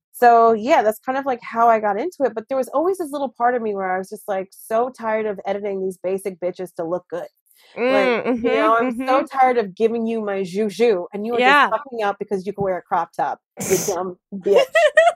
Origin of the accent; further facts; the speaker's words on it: United States; I'm like, I'm so sorry. I am the American.